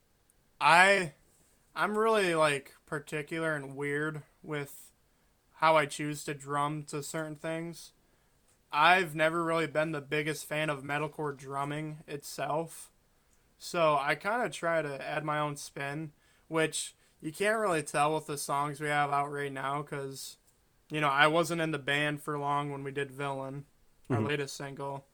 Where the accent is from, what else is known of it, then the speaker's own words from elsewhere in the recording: Michigan, United States; also born or lived in Tennessee; I'm from Michigan